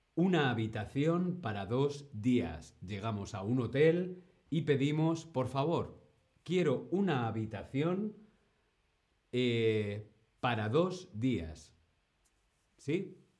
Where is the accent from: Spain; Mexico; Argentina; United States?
Spain; Yo soy de España